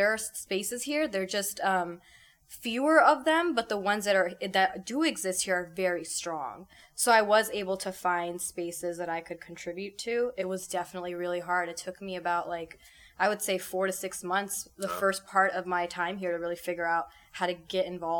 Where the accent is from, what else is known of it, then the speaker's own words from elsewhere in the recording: California, United States; moved away as an adult; now in Cleveland, United States; I am a student right now. So I'm actually from California. I moved here for graduate school.